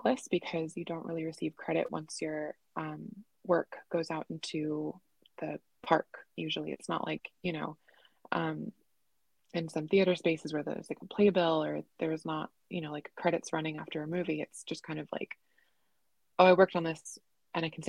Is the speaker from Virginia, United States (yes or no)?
no; Orlando, Florida, United States; growing up in Orlando